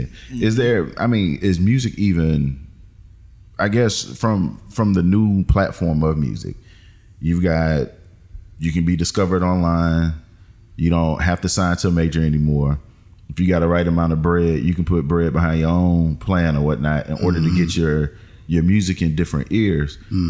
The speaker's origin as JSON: {"language": "English", "town": "Manning", "region": "South Carolina", "country": "United States", "said": "Like, you can hear that I'm from the South."}